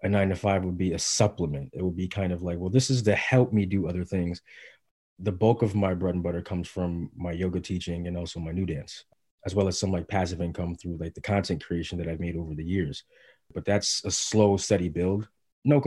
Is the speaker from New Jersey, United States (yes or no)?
no; Bridgeport, Connecticut, United States; moved away as an adult; also born or lived in Mount Vernon, New York / Cincinnati, Ohio; now in Brooklyn, United States; I was born in Mount Vernon, New York, and moved to Cincinnati, Ohio with my mother and father and my sister when I was about three. My mother divorced, separated my father, and me and my sister went with my mother to Bridgeport, Connecticut. And that's where I was predominantly raised